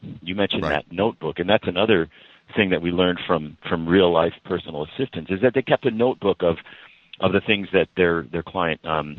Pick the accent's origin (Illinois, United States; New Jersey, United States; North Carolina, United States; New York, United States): Illinois, United States; Chicago; Cortana knows that I'm a transplant from Chicago and a long-suffering Cubs fan.